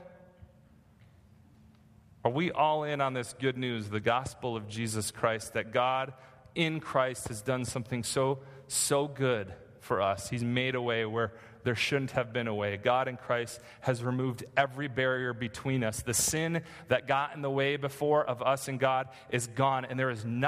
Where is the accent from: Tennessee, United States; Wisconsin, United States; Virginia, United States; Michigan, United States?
Michigan, United States; now in California, United States; I grew up in Michigan, and there are no mountains in Michigan